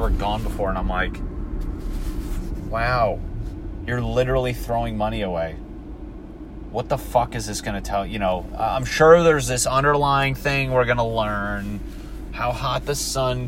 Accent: East Coast, United States; I grew up on the East Coast.

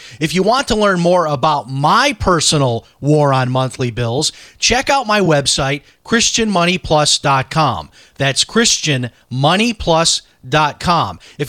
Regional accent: Chicago, Illinois, United States; I grew up in Chicago eating hamburgers and Italian sausage and all of that stuff.

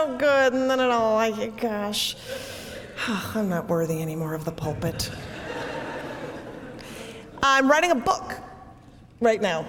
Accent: Minneapolis, Minnesota, United States; I grew up in Southwest Minneapolis

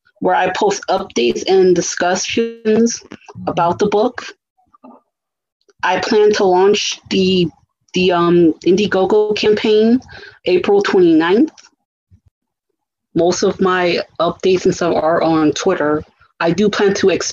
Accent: United States; I come from American cultures

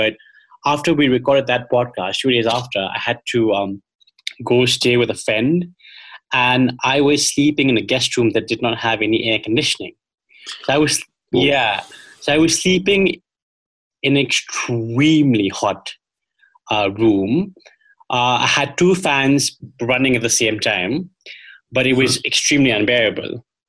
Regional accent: Shillong, Meghalaya, India; I've been in my hometown of Shillong in the northeast of India for the past couple of months.

